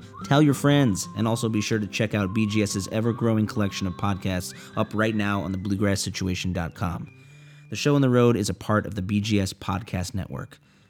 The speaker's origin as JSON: {"language": "English", "town": "Evanston", "region": "Illinois", "country": "United States", "tie": "born or raised there", "moved": "yes", "said": "playing in my hometown of Evanston, Illinois"}